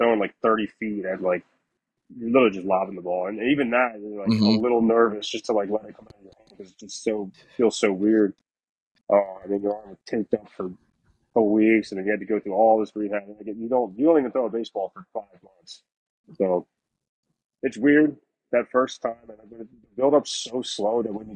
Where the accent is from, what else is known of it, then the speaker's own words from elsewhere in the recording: Delaware, United States; I grew up in Delaware. I went to high school in Delaware